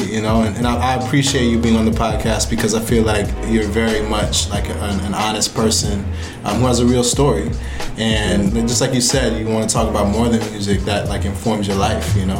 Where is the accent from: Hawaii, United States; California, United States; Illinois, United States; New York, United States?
New York, United States; growing up in New York